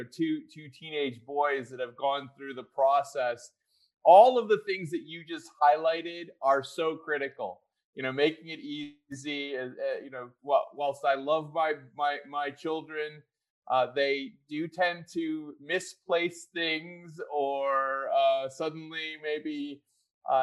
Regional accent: Chicago, Illinois, United States; my hometown, Chicago, Illinois

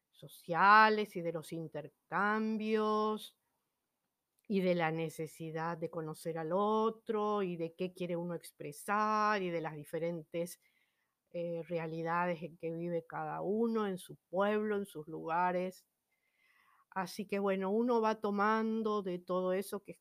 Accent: Buenos Aires, Argentina; now in Humahuaca, Argentina; en el caso mío yo me fui, bueno, de Buenos Aires me fui al norte, a Jujuy, a la provincia de Jujuy, a Humahuaca, por ejemplo, pero no es que me fui a otro país

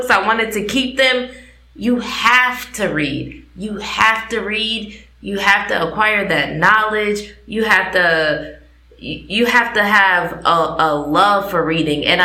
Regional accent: East Coast, United States; I am from the East Coast and our

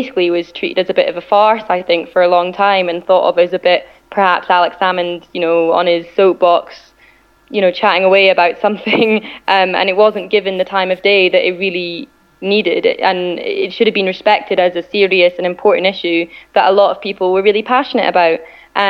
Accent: Scotland, United Kingdom; I certainly identify myself as Scottish and British

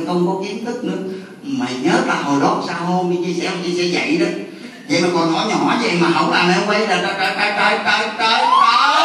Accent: Mo Cay Nam district, Bến Tre, Vietnam; tôi ở quê tôi là ấp Tân Thiện xã Tân Thường Định huyện Mỏ Cà Nam

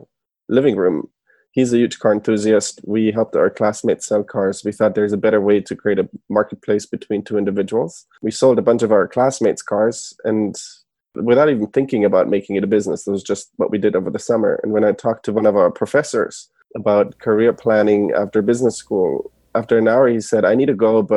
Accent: Germany; moved away as an adult; now in San Francisco, United States; I was born and raised in Germany originally, and I moved to the U.S. in 2011.

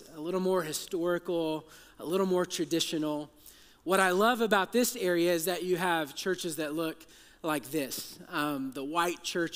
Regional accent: Texas, United States; I'm from Texas

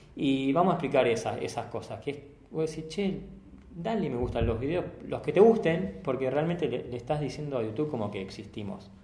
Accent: Rosario, Santa Fe, Argentina; nosotros somos de Rosario

